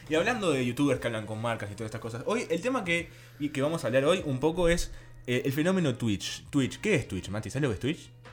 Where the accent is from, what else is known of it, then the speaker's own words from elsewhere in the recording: Uruguay; Si vos sos de Uruguay, como en nuestro caso